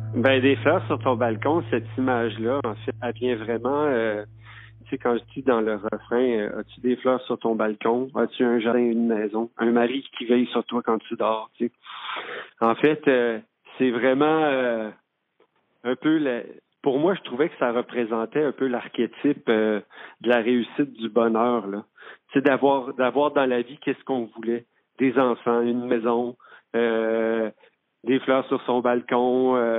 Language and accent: French; Quebec City, Quebec, Canada; moved away; also born or lived in Saint-Jean-sur-Richelieu; je suis originaire de la ville de Québec. Puis J'ai grandi j'ai grandi dans, un quartier qui s'appelle saint puis j'ai grandi à Limoilou aussi.